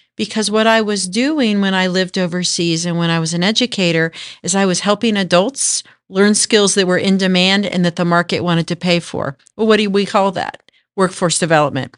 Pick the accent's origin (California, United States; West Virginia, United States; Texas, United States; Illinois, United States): Texas, United States; Denton; also born or lived in Manhattan, Kansas / Japan; I grew up, uh, in the D, Dallas, Fort Worth area in a, what was a little town called Denton.